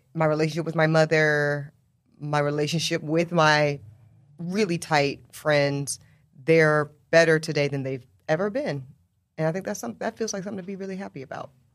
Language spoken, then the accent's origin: English; Charlotte, North Carolina, United States; also born or lived in South Louisiana; I was raised in the South